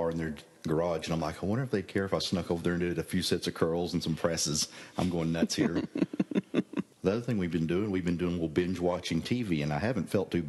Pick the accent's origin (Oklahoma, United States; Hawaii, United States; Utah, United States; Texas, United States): Oklahoma, United States; moved away